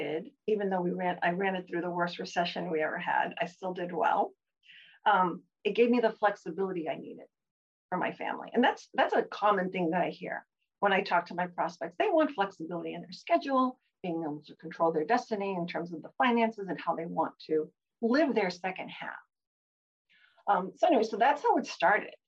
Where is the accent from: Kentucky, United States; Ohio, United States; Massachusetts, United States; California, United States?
Massachusetts, United States; moved away as an adult; also born or lived in New York / Chicago; now in Cape Cod, United States; I had, you know, grown up in the Massachusetts area